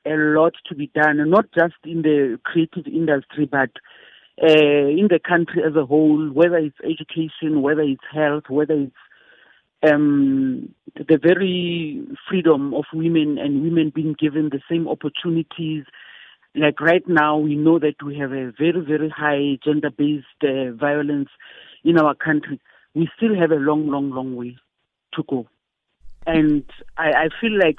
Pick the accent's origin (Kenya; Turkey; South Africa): South Africa; apartheid was still the thing in my country